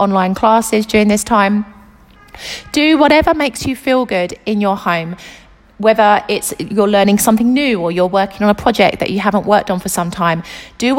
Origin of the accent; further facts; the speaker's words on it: United Kingdom; now in Italy; the UK, which is my home country